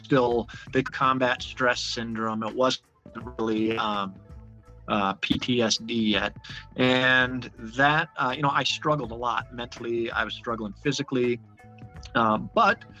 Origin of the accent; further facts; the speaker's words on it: Buffalo, New York, United States; moved away; I grew up in Buffalo, New York